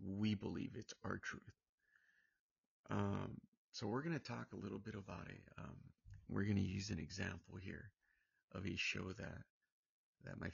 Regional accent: Santa Ana, California, United States; now in Palm Springs, United States; I'm from Orange County. I'm from Santa Ana

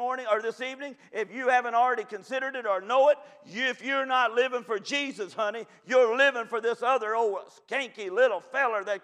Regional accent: Kentucky, United States; I'm from Kentucky, if you already couldn't tell

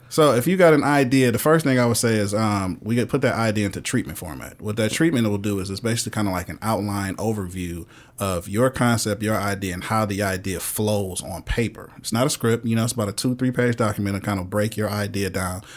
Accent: Michigan, United States; moved away; I'm originally from Michigan

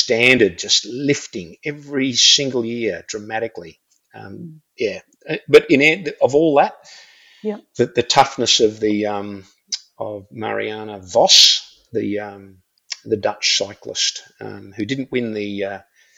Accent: Australia; I'm an Aussie

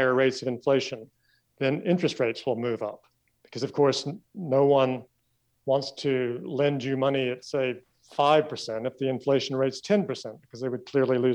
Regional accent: Kentucky, United States; moved away as an adult; also born or lived in Tennessee / Boston, United States / Hong Kong; I grew up in Kentucky

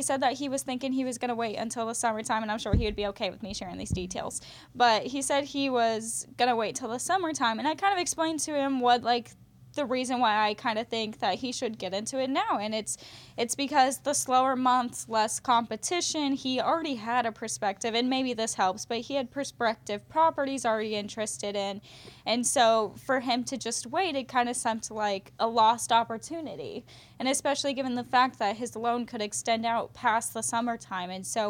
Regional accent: Wichita, Kansas, United States; born there; I was born in Wichita, moved around all over, so anyways, I've got a lot of family in Wichita

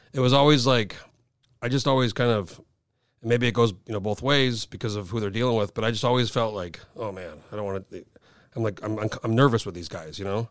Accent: New Mexico, United States; moved away as an adult; now in Alaska, United States; I grew up in New Mexico, moved moved here in 04

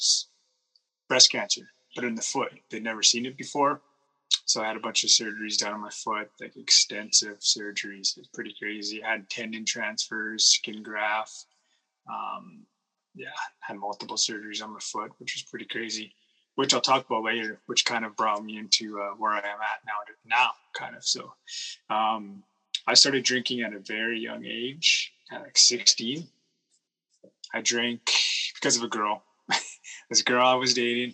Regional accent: Kootenays, British Columbia, Canada; also born or lived in Okanagan, British Columbia; we moved from the Kootenays to the Okanagans

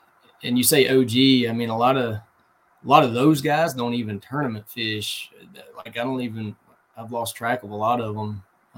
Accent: Mississippi, United States; also born or lived in Atlanta, Georgia; now in Birmingham, United States; Alabama. Been here for 15 years now. So growing up in Mississippi, I waded creeks a lot.

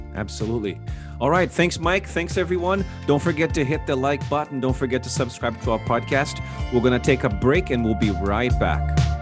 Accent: Brazil; English is a second language; growing up in Brazil, I was exposed to English pretty much eighty percent of the time

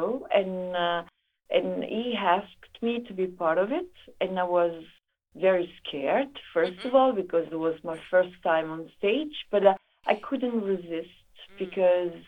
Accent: Italy; I come from Italy

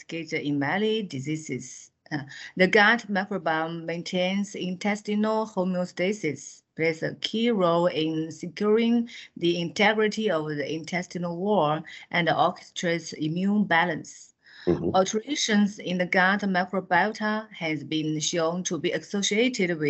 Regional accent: China; from China. I'm a dermatologist from Xiangya Hospital, Central South University, which is located in Hunan province of China

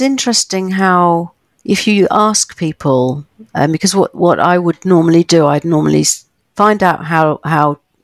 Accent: United Kingdom; living as a Brit

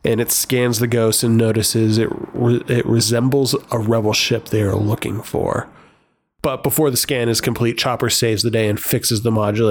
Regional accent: United States; I'm American.

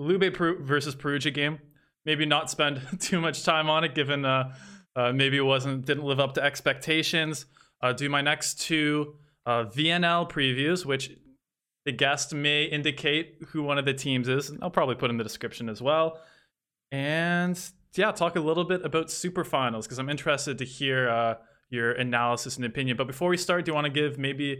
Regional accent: Canada; I am Canadian as well

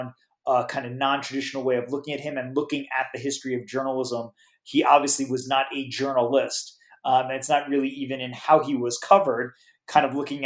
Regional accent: New York City, New York, United States; myself growing up in New York City

